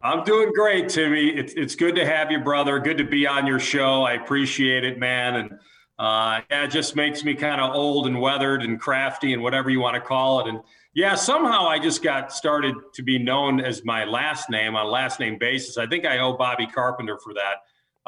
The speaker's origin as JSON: {"language": "English", "town": "Chicago", "region": "Illinois", "country": "United States", "moved": "yes", "said": "we're from Chicago"}